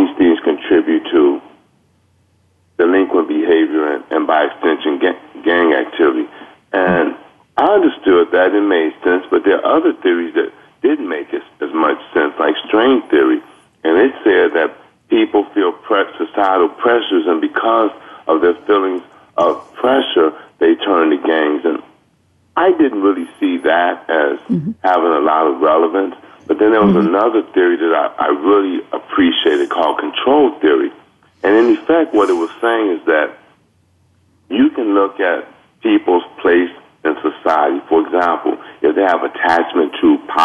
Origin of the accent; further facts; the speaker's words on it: Los Angeles, California, United States; I grew up in Watts, and I have been a victim of gang crimes, and I grew up with gang members